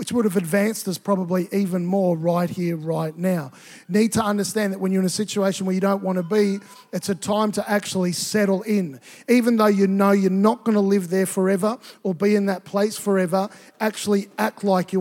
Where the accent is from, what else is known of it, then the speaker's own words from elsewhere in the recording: Tonga; moved away; also born or lived in Queensland, Australia; I grew up in Tonga, and it's a tropical environment. And I think when we moved to Queensland